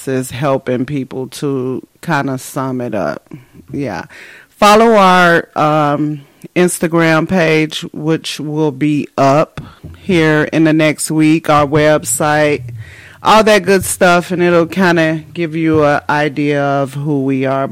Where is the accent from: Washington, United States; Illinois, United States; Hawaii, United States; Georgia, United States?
Illinois, United States; Chicago; moved away as an adult; also born or lived in Japan / Germany; now in California, United States; We're from Chicago. We're both from Chicago, born and raised